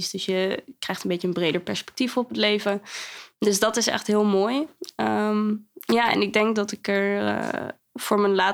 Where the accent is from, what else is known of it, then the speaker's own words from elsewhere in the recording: Zwolle, Overijssel, Netherlands; also born or lived in Kampen / Zwartsluis / Nieuwleuzen / Meppel; Ik kom uit Zwolle.